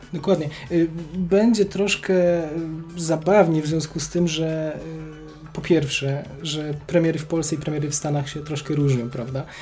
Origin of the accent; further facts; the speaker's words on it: Kraków, Lesser Poland, Poland; obaj jesteśmy z Krakowa